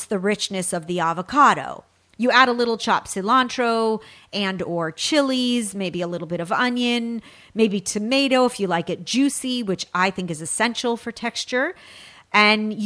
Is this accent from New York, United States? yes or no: no; California, United States; from my home state of California